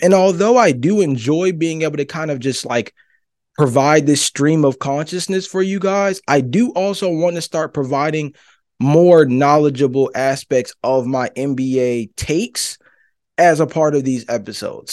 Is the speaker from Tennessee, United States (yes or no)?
no; Georgia, United States; I'm from Georgia